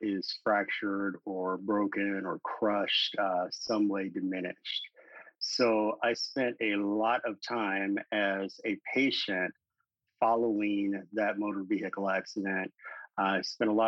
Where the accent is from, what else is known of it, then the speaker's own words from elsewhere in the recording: St. Louis, Missouri, United States; also born or lived in High Hill, Missouri; So I grew up my first 10 years of life in St. Louis, Missouri. And then whenever I was in elementary school, my family moved to rural Missouri, a little town called High Hill. And that's where I spent the rest of my school years.